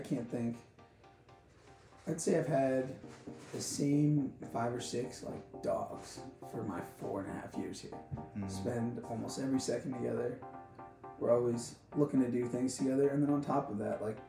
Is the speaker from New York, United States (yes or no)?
yes; Port Washington, New York, United States; I'm from Long Island.